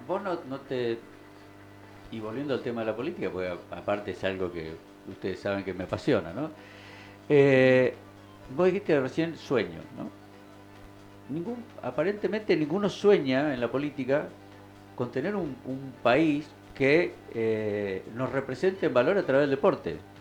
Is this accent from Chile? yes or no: no; Argentina; como ciudadano argentino